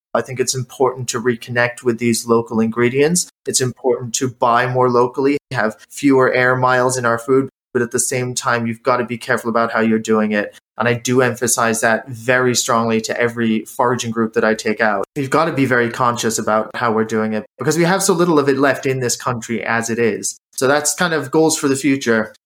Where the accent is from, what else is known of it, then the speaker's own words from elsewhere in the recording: United States; moved away as an adult; also born or lived in Ireland; now in Winchester, United Kingdom; I grew up in the States through university